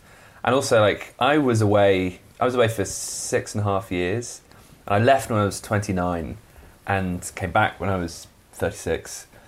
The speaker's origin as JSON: {"language": "English", "region": "London", "country": "United Kingdom", "tie": "born or raised there", "also_born_or_lived": "New York City", "moved": "yes", "said": "I was born in London."}